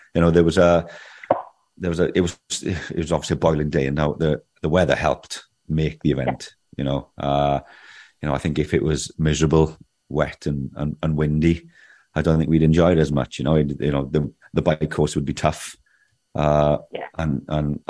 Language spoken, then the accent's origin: English; Swansea, Wales, United Kingdom; we're from Swansea and we ride the Gower every other weekend